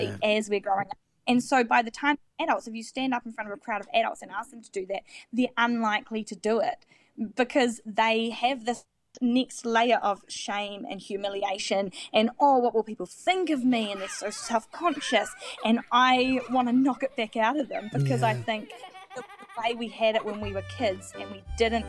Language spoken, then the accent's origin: English; Dunedin, Otago, New Zealand; also born or lived in Auckland; I just moved back to my hometown in Dunedin